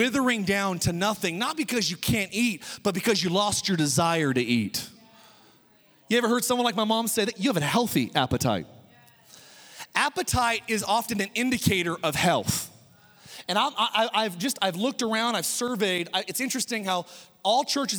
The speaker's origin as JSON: {"language": "English", "country": "United States", "said": "as an American"}